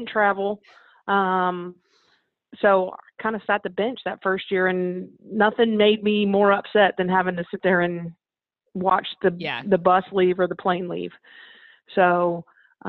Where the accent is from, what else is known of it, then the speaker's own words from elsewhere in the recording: Ocala, Florida, United States; growing up in Ocala, Florida